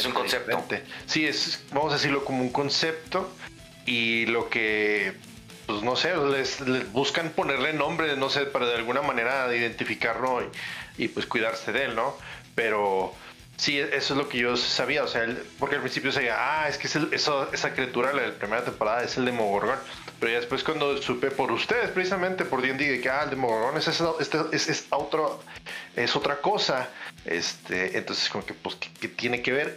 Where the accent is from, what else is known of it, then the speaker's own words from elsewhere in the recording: northern border, Mexico; como decimos aquí en frontera